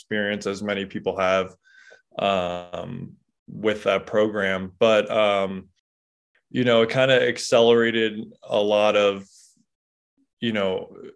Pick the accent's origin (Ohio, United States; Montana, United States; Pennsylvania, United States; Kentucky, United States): Pennsylvania, United States; Delaware County, outside Philadelphia; moved away as an adult; now in Springdale, United States; I grew up in Philadelphia, right outside of Philadelphia, in a place called Delaware County, or as people know as Delco